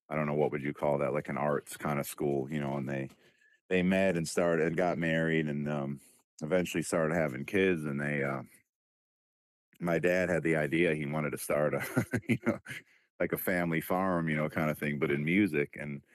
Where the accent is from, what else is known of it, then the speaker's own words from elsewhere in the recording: Detroit, Michigan, United States; like I said, we're from Detroit.